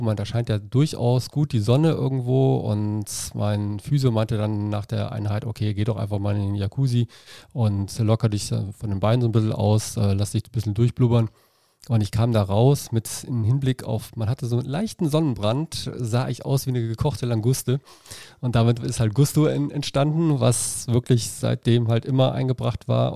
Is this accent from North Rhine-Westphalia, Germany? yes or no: yes; Dormagen, North Rhine-Westphalia, Germany; also born or lived in Cologne; now in Leverkusen, Germany; ich bin äh, in Köln geboren, dann halt in Dormagen groß geworden, durch für den Leistungssport wieder nach Leverkusen gezogen